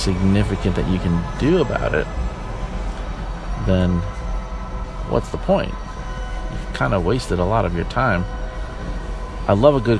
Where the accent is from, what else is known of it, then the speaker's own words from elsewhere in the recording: New York, United States; moved away; I am from New York originally.